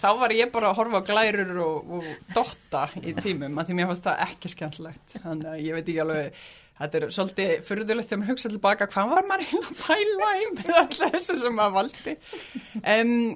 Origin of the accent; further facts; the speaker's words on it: Reykjavík, Capital Region, Iceland; also born or lived in Oslo, Norway; now in Mosfellsbær, Iceland; fluttum við í Breitholtið í 111, mm. í mhm. Fellakverfið og svo byggðum mamma og pappi hús í Hólakverfinu og þau búa þar ennþá og við öldumst þar upp